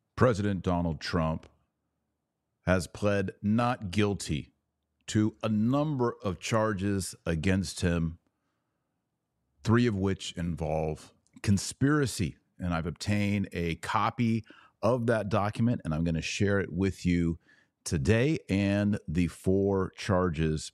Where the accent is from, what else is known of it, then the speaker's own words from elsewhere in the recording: United States; I was born in America